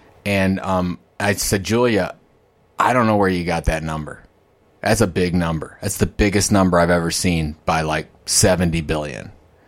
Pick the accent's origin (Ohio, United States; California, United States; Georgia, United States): Ohio, United States; I'm from Ohio.